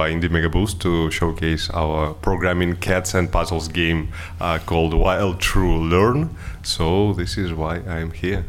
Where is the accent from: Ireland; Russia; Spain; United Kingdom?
Russia; Moscow; I'm from Moscow, Russia